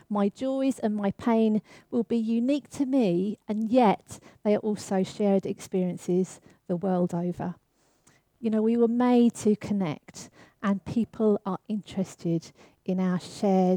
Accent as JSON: {"language": "English", "region": "London", "country": "United Kingdom", "tie": "born or raised there", "said": "I grew up in the East End of London"}